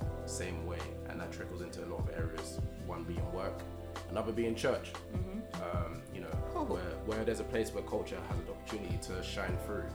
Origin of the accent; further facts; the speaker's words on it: Nigeria; Specifically because we're Nigerian